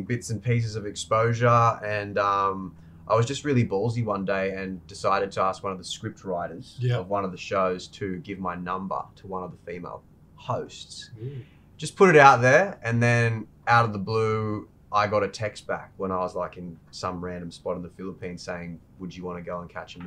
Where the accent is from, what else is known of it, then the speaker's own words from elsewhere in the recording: Australia; I'm Aussie.